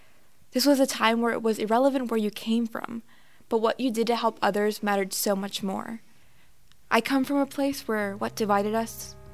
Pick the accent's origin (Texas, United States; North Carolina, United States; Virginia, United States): North Carolina, United States; Wilmington; moved away; Seeing people together after they lost their loved ones gave me a love for my hometown that I didn't have before.